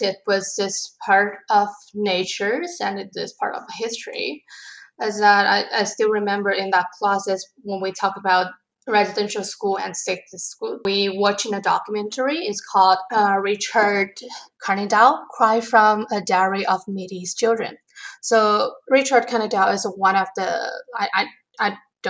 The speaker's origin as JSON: {"language": "English", "country": "China", "also_born_or_lived": "Abbotsford", "second_language": "English", "moved": "as an adult", "lives_now": "Canada", "said": "I'm originally from China"}